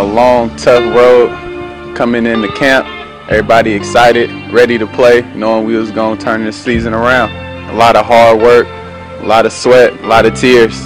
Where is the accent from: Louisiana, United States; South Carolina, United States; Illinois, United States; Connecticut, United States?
South Carolina, United States; Orangeburg; moved away as an adult; now in Washington, D.C., United States; I'm from Orangeburg, South Carolina